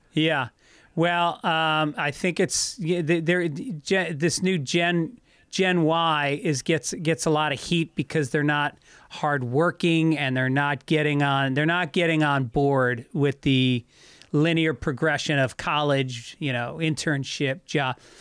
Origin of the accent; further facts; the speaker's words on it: New York, United States; I grew up in New York